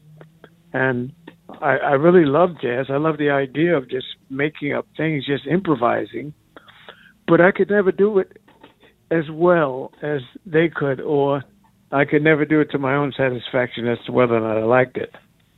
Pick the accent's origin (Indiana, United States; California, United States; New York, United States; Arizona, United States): New York, United States; New York City; moved away as an adult; also born or lived in Austria / Atlanta; I grew up in New York